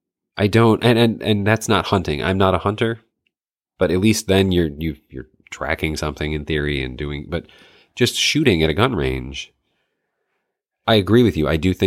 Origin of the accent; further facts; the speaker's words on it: Michigan, United States; I grew up in the North Woods of Michigan. So people, it was hunting, like that's what you did.